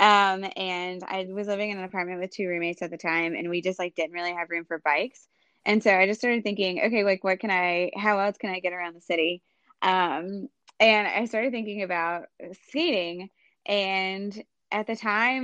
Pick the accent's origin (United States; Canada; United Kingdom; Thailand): United States; High Point, North Carolina; also born or lived in New York City; I'm from High Point, North Carolina